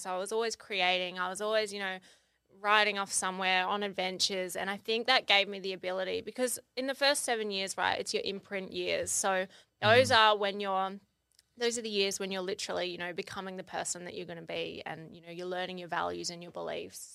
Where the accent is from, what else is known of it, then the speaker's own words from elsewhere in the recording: Kangaroo Island, South Australia, Australia; I grew up on Kangaroo Island, which is a little island. Well, it's not little, but it's an island off the coast of South Australia